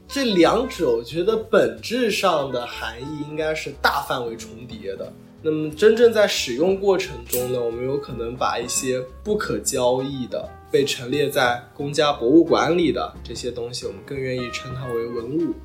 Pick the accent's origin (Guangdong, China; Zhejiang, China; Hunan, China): Zhejiang, China; Lishui; now in London, United Kingdom; 我老家是浙江丽水沁源县